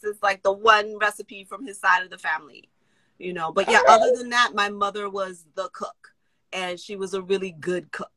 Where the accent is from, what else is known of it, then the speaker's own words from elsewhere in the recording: New York City, New York, United States; I was born in New York City